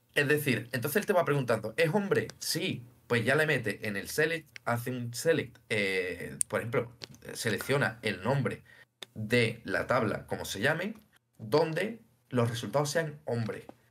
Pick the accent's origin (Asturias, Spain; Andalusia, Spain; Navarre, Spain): Andalusia, Spain; Seville; soy sevillano, y tengo 26 años